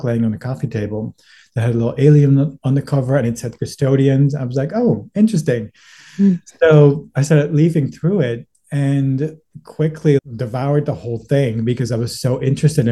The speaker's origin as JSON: {"language": "English", "country": "Netherlands", "tie": "born or raised there", "moved": "as an adult", "lives_now": "Los Angeles, United States", "said": "I was born and raised in the Netherlands"}